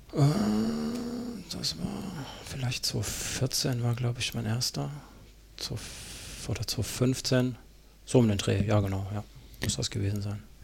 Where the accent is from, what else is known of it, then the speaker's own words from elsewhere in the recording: Karlsruhe, Baden-Württemberg, Germany; moved away; ich in der Gegend aufgewachsen bin. Ich bin da geboren in Karlsruhe